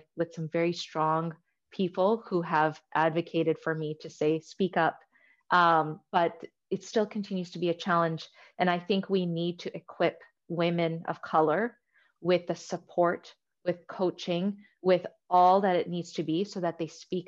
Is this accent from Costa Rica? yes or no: no; Canada; also born or lived in Tanzania; when I first moved to Canada, you know, I was born in Tanzania and Africa, and I moved to Canada.